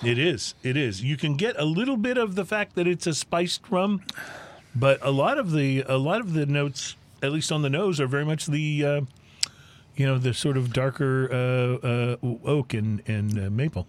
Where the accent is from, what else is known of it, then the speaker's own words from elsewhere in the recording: United States; as an American